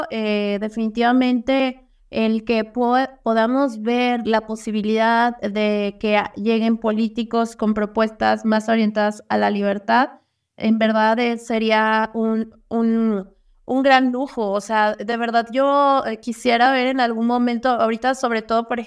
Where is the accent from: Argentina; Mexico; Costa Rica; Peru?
Mexico; como mexicanos